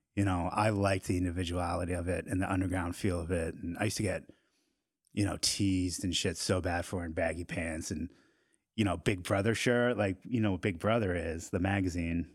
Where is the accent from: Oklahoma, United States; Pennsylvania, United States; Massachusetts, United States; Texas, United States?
Massachusetts, United States; Norton; I grew up in, uh, right outside of Boston in a town called Norton